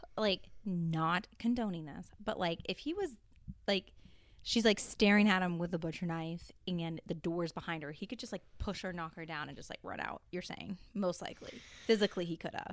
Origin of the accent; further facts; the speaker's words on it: United States; I'm too American